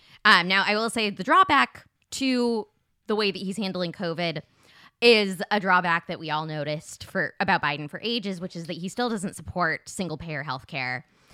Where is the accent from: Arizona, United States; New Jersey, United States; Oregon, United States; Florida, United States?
Arizona, United States; Kyrsten Sinema, who's a bad senator from my home state of Arizona, a Democrat.